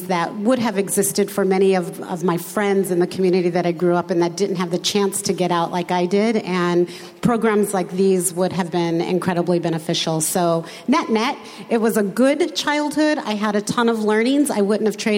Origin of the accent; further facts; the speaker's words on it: a suburb just east of Los Angeles, Southern California, United States; They moved the family to Southern California in the 60s, where I grew up in a suburb just east of Los Angeles